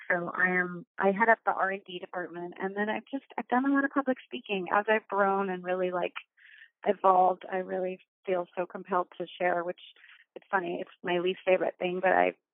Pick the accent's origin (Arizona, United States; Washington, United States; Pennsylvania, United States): Arizona, United States; now in California, United States; when I moved to California, I grew up in Arizona, I moved to California